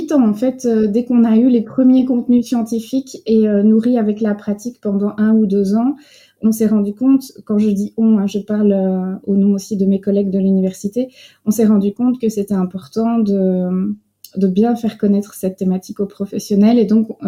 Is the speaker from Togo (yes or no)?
no; France; now in Belgium; c'est moi qui ai un peu la casquette euh, française, puisque je viens de France à l'origine, mais depuis 20 ans en Belgique, l'accent est complètement parti.